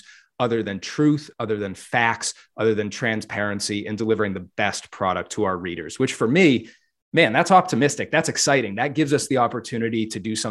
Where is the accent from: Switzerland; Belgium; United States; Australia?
United States; Southern Maine; I'm a native Mainer. I grew up in Southern Maine.